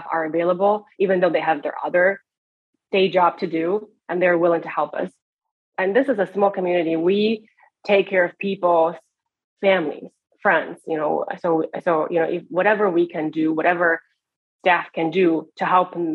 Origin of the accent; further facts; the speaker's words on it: Beijing, China; moved away as an adult; also born or lived in Eastern Washington State, United States; now in United States; I grew up in Beijing, China, where we have one of the biggest countries in the biggest cities in the world.